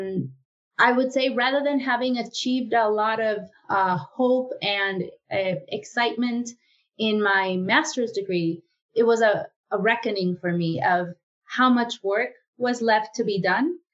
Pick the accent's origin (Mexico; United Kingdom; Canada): Mexico; moved away as an adult; now in United States; I was born in Mexico. And when I came to the United States for the second time in my life